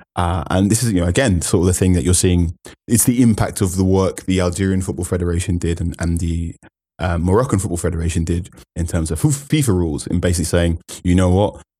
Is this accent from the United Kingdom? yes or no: no; Ghana; as a Ghanaian